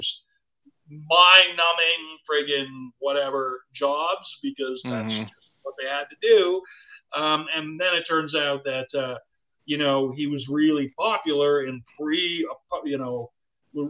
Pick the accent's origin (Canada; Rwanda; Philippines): Canada; I'm Canadian